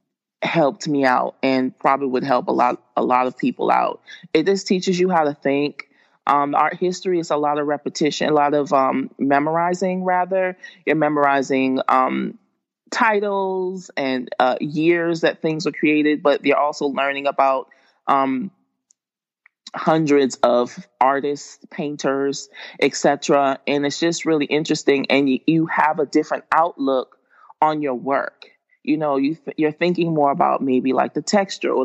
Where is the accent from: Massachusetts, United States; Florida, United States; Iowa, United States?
Massachusetts, United States; Boston; moved away as an adult; also born or lived in Atlanta; I was raised in Boston, Massachusetts, but I went to school in the suburbs like all, my whole life.